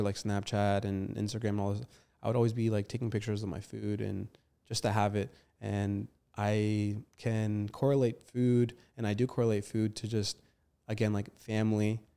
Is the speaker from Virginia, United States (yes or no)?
yes; Arlington, Virginia, United States; also born or lived in Falls Church, Virginia; grandma's house is located in Arlington, and that's where I grew up most of my, um, I guess, earlier years because I went to school in Arlington.